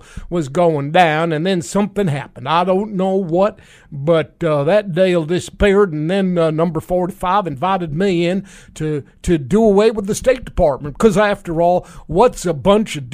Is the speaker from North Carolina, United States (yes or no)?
no; New York, United States; And I'm from New York